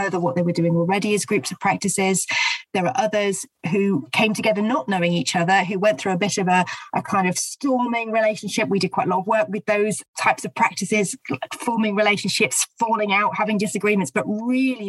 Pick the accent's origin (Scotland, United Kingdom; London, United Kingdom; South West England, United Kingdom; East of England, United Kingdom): East of England, United Kingdom; St Albans; In my hometown, that was certainly true in St Albans